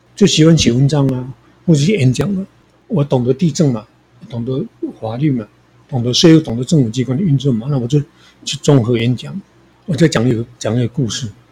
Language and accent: Chinese; rural Taichung, Taiwan; now in Taipei, Taiwan; 我是在台中一个乡下出生的